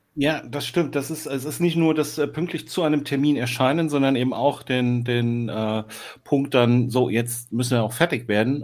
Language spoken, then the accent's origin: German; Eisenach, Thuringia, Germany; moved away as an adult; now in Hamburg, Germany; Und ich bin tatsächlich am Fuße der Wartburg geboren und aufgewachsen.